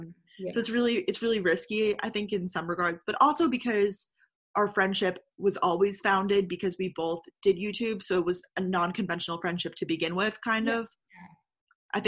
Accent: Long Island, New York, United States; I'm originally from Long Island, New York.

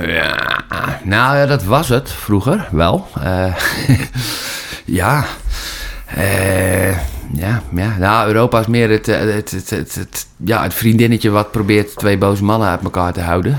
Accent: Holland, Netherlands; vanuit mijn Nederlandse identiteit als echte Hollander

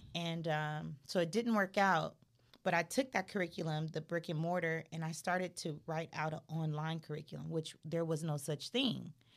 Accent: Los Angeles, California, United States; I'm from Crenshaw area.

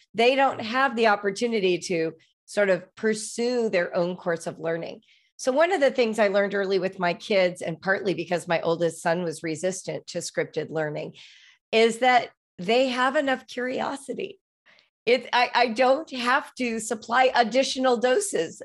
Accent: Los Angeles, California, United States; I grew up in Los Angeles

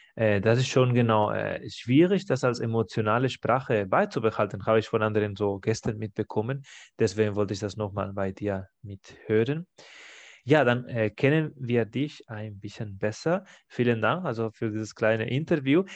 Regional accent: Barcelona, Catalonia, Spain; German is a second language; now in Stuttgart, Germany; wo ich aufgewachsen bin in Barcelona

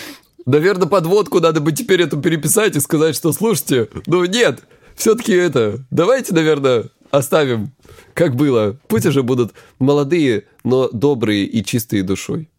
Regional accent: Krasnodar Krai, Russia; я, короче, с Кубани

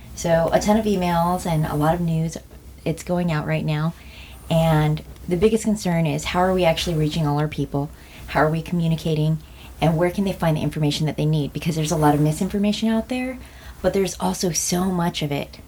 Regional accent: United States

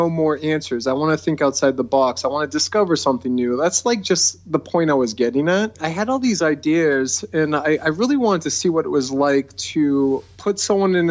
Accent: near San Jose, California, United States; I was born right near San Jose, California, and I used to go there when I was a kid

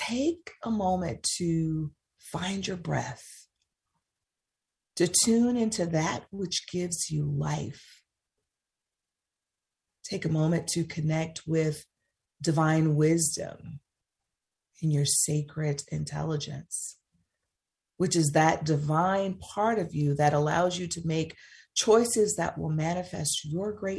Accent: the South, United States; It comes from growing up in the South

